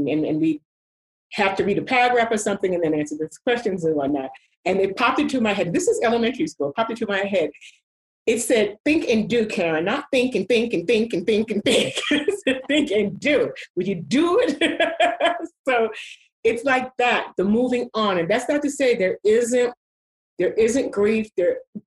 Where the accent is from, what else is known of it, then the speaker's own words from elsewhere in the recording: New York City, New York, United States; moved away; I grew up in New York, as you know, and I used to go to theater